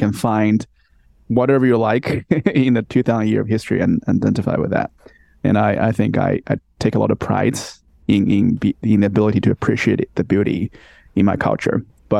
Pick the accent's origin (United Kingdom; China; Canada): China; I'm fucking 100% Chinese, man.